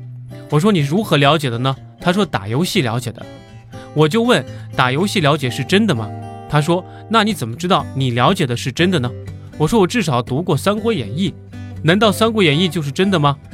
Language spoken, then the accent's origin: Chinese; China; 我们中国人